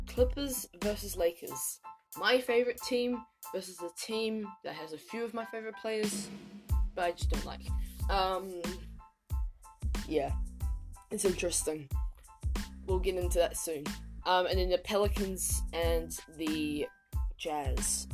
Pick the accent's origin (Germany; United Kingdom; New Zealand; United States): New Zealand; I'm from New Zealand